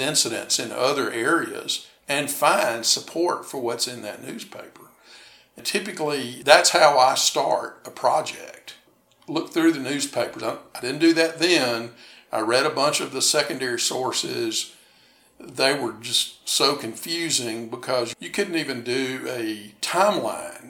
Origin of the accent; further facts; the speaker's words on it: Huntsville, Alabama, United States; also born or lived in Chattanooga, Tennessee / Tuscaloosa, Alabama; I was born in Chattanooga, raised in Huntsville.